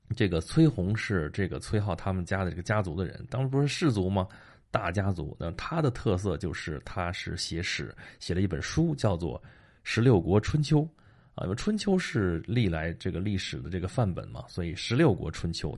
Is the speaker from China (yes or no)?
yes; Dong'a, Shandong, China; 东阿王就在我们老家那边儿